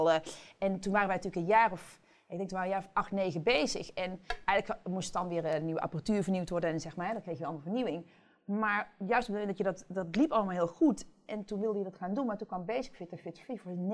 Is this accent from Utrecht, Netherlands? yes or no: no; Limburg, Netherlands; ik kom uit Limburg.